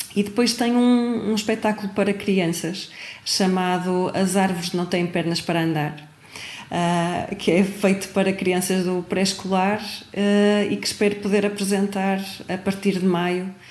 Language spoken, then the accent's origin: Portuguese; Braga, Norte, Portugal; de Braga, de onde eu sou